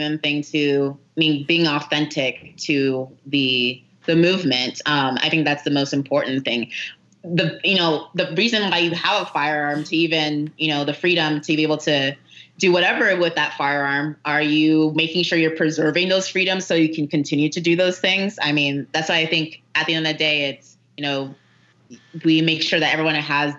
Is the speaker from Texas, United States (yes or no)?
yes; Carrollton, Texas, United States; moved away; I grew up in Carrollton, Texas.